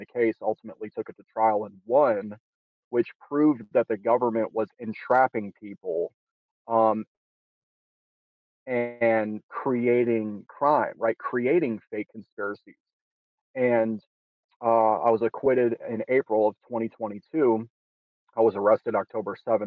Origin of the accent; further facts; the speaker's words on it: Detroit, Michigan, United States; I'm originally from Detroit, Michigan, grew up there